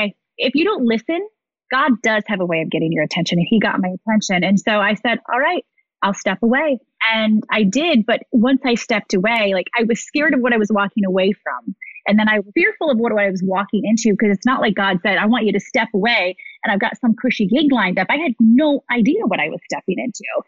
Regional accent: Midwest, United States; moved away as an adult; also born or lived in Ohio / Chicago / New York; born and raised in the Midwest

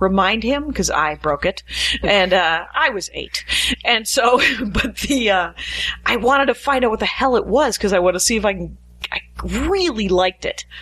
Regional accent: outside Milwaukee, Wisconsin, United States; now in Los Angeles, United States; I am from Wisconsin. I'm from Milwaukee. I'm from outside Milwaukee

